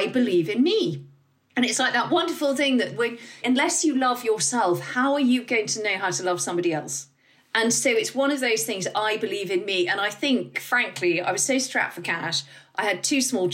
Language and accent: English; United Kingdom; we're British